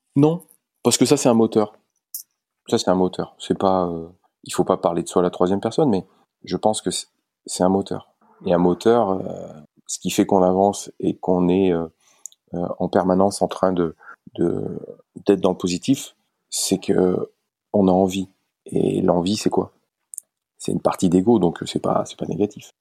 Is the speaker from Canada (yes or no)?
no; Valence, Auvergne-Rhône-Alpes, France; Je suis originaire de Valence.